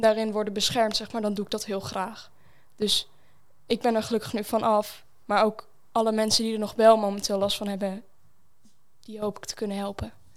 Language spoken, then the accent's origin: Dutch; Zwolle, Overijssel, Netherlands; ik kom hier uit Zwolle